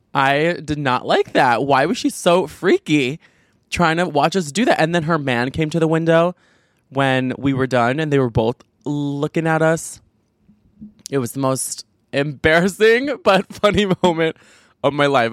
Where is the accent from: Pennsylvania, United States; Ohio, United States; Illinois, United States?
Illinois, United States; Chicago; I'm from the Chicago suburbs